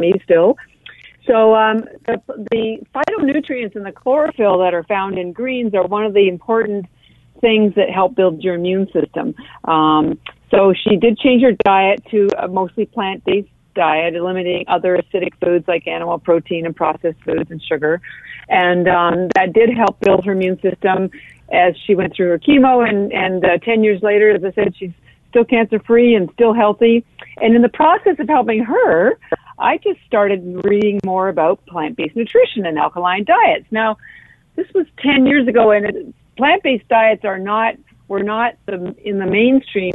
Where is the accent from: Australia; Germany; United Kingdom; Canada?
Canada; now in Boston, United States; I am Canadian. I live in Boston